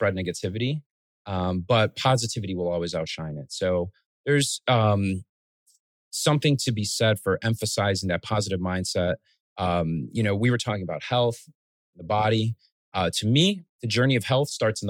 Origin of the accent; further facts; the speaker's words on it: Chicago, Illinois, United States; also born or lived in Guatemala / Los Angeles; I love being from Chicago. Being a first generation American, growing up in a very immigrant rich city like Chicago